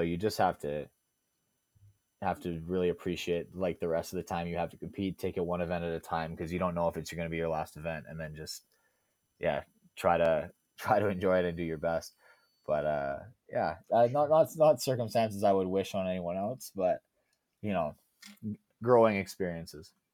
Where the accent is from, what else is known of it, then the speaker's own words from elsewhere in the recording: Alberta, Canada; I grew up in Alberta